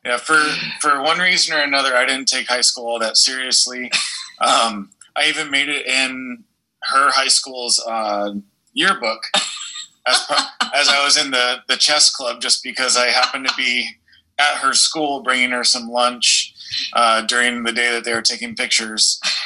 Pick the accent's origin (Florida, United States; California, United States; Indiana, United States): California, United States; San Diego County; we both were born and raised in San Diego County, California.